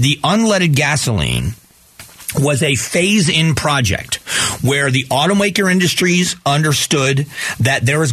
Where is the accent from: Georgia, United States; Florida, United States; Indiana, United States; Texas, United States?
Florida, United States; Southwest; now in Phoenix, United States; I grew up in Southwest Florida